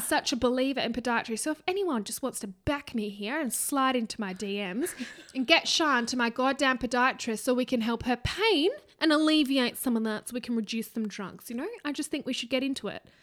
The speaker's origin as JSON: {"language": "English", "country": "Australia", "said": "we are Australian"}